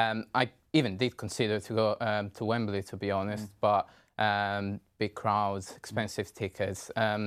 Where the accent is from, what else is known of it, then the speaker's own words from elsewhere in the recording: Italy; moved away as an adult; now in Kent, United Kingdom; Come September, it'll be 5 years I've been living here in the UK. And, well, I guess to play against my home country, Italy.